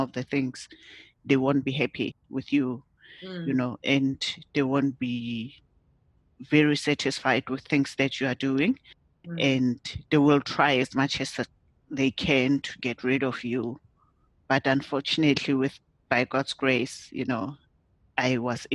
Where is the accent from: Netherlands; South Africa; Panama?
South Africa; moved away as an adult; now in Ireland; I am coming from South Africa. That's where I was born. I was born in South Africa